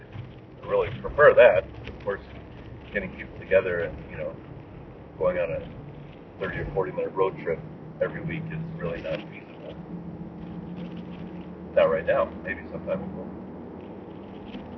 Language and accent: English; United States; moved away as an adult; now in Japan; My context is Japan, but I am from America, but I've lived in Japan for 22 years